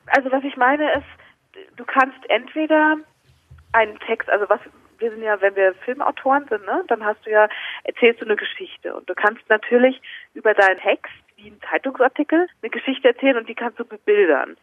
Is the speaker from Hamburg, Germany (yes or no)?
no; Mainz region, Rhineland-Palatinate, Germany; moved away as an adult; now in Munich, Germany; Also ich bin noch nicht so wahnsinnig lange in München, erst seit drei Jahren. Ich komme eigentlich aus der Mainzer Region